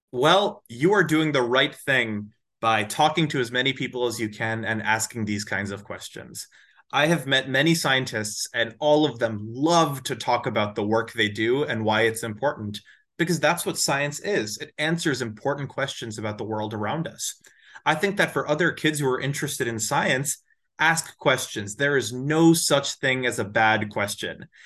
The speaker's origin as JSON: {"language": "English", "town": "Edison", "region": "New Jersey", "country": "United States", "tie": "born or raised there", "also_born_or_lived": "Atlanta, Georgia", "moved": "as an adult", "lives_now": "Massachusetts, United States", "said": "I grew up in Edison, New Jersey"}